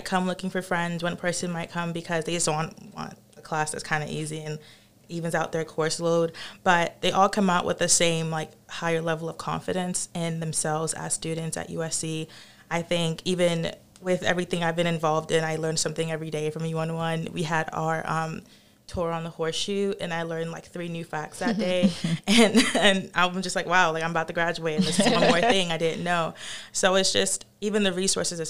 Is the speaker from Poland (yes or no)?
no; Nigeria; now in South Carolina, United States; I'm from Nigeria